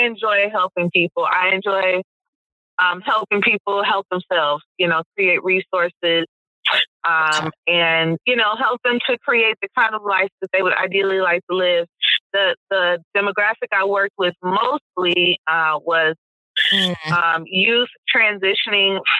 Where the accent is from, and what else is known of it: Detroit, Michigan, United States; born or raised there; also born or lived in Brooklyn, New York / New York City; now in Boston, United States